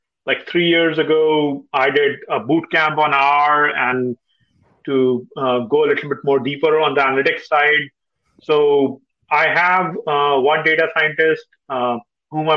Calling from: Dallas, Texas, United States; I'm calling from Dallas

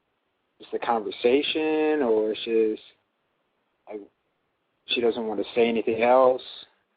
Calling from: Chicago, Illinois, United States; I'm calling from Chicago, and I'm 20 years old.

